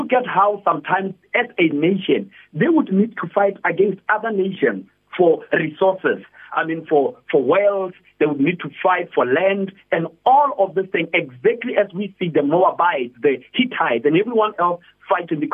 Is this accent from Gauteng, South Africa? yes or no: no; Polokwane, Limpopo, South Africa; now in Pretoria, South Africa; I'm originally from Polokwane, Limpopo, but right now I am full-time in Pretoria